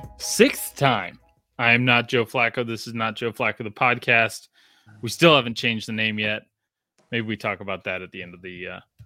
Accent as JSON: {"language": "English", "country": "Australia", "tie": "born or raised there", "said": "because I grew up in Australia, and like, can you do an Australian accent?"}